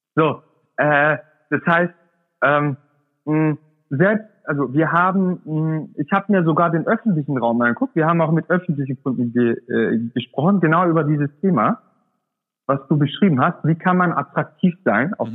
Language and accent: German; Swabia, Germany; das sage ich als Urdeutscher, ja? Ich komme aus dem Schwaben, bin da geboren